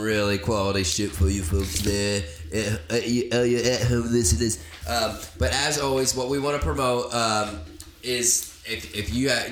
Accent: Virginia, United States; I'm from Virginia, not West Virginia

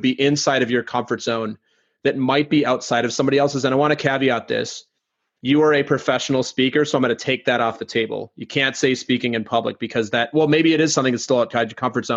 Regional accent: Minnesota, United States; now in Brooklyn, United States; I'm from Minnesota originally

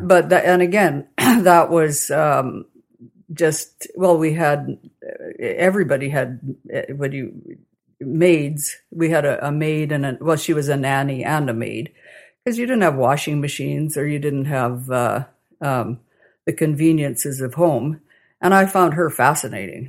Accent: Calgary, Alberta, Canada; also born or lived in Vulcan, Alberta / Milo, Alberta / Toronto / Portage la Prairie; now in Kamsack, Canada; back to Calgary, where I spent most of my growing up years.

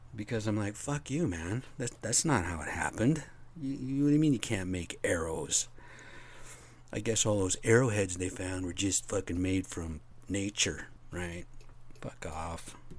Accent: United States; As American citizens

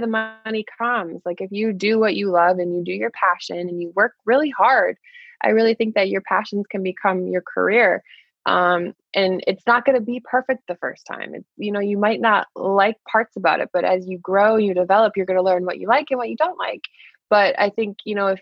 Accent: Michigan, United States; moved away as an adult; now in New York City, United States; I'm from Michigan originally

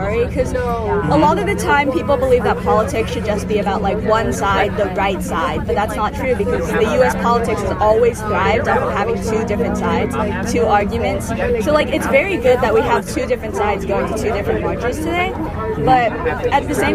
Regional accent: Claremont, California, United States; also from the same place

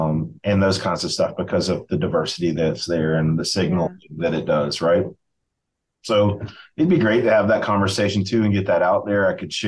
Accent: Appalachia, United States; And us is a weird word to use, as I say it to myself, as Appalachian folk.

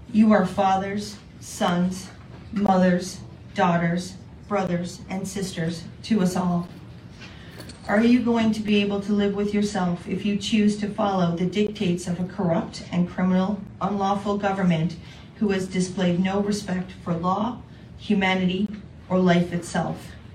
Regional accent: Canada; I am one Canadian amongst an entire world

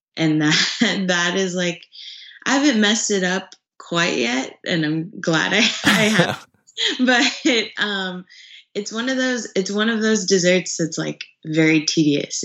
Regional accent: Dallas area, Texas, United States; moved away as an adult; now in California, United States; I'm from Dallas. Um, really a a small town, kind of almost an hour out of downtown, in uh, downtown Dallas.

